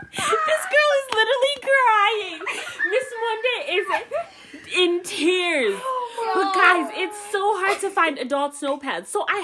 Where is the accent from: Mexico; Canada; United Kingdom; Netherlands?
Canada; As a Canadian.